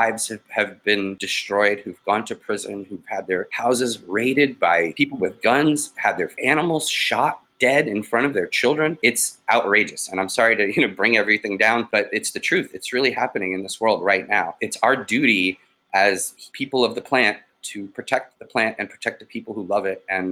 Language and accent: English; Boston, Massachusetts, United States; moved away; Boston Freedom Rally, which is my hometown.